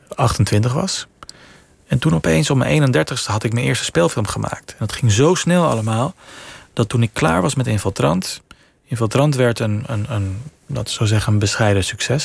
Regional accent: Venezuela; moved away; Ik heb een Nederlandse vader, Venezolaanse moeder. Ik ben in Venezuela opgegroeid

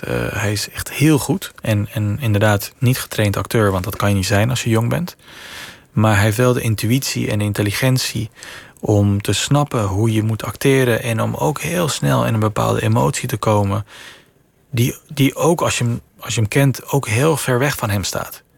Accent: Venezuela; moved away; Ik heb een Nederlandse vader, Venezolaanse moeder. Ik ben in Venezuela opgegroeid

